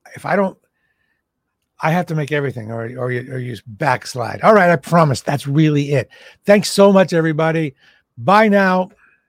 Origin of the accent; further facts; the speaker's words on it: Boston, Massachusetts, United States; I'm from Boston.